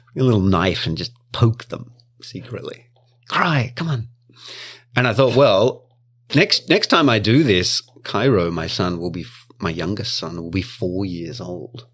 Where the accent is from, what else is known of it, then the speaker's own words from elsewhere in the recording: Victoria, Australia; now in Japan; in my hometown, it's called Vic Roads. Victorian Roads.